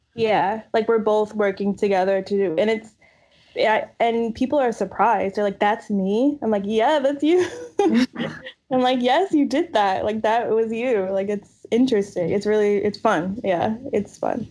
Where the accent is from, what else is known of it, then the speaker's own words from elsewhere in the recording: New York City, New York, United States; also born or lived in South Carolina / New Orleans; I grew up in New York, New York City, and like upstate New York, like outside the city